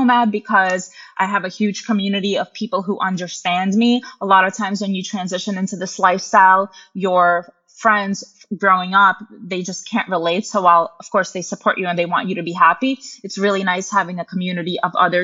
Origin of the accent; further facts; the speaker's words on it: United States; also born or lived in Russia; I moved to the US with my mom when I was little